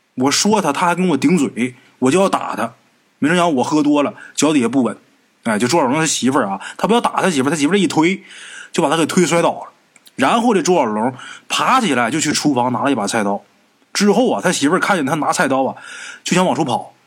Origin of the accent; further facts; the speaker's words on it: Northeast China, China; 这种情况过去啊，在咱们东北啊，比较常见